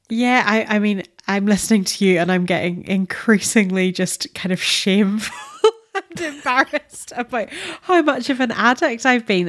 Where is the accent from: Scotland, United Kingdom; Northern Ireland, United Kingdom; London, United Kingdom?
Northern Ireland, United Kingdom; as a Northern Irish person